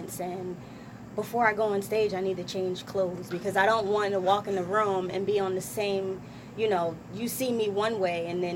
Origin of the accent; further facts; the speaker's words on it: Trenton, New Jersey, United States; I'm from Trenton, New Jersey. West Trenton, New Jersey.